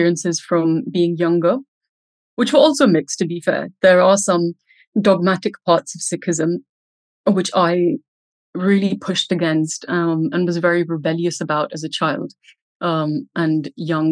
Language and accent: English; India; growing up in India